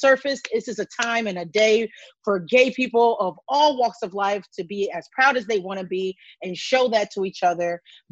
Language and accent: English; Evanston, Illinois, United States; now in Chicago, United States; I am born and raised in Evanston, Illinois. I live in South Shore in Chicago right now.